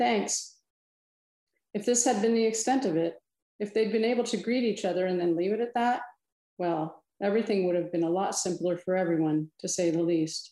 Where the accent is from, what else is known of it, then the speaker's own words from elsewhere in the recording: Milan, Illinois, United States; moved away; I grew up in Western Illinois, the Quad Cities